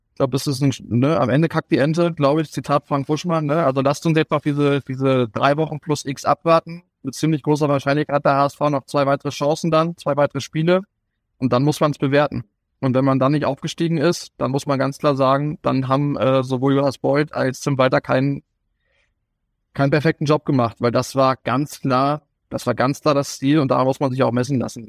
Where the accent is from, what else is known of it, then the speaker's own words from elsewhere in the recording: Kalbala near Gifhorn/Wolfsburg, Lower Saxony, Germany; moved away as an adult; also born or lived in Paderborn / Lübeck / Munich; now in Southern Germany; bin Norddeutscher, auch wenn ich jetzt seit fast 15 Jahren hier im Süden lebe